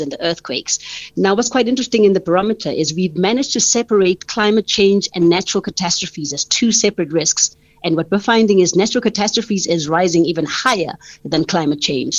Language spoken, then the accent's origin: English; South Africa; as a South African